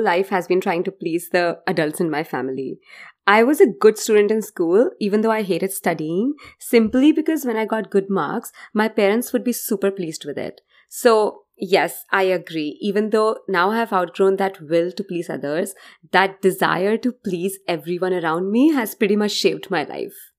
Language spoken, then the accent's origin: English; India; now in United States; I'm from India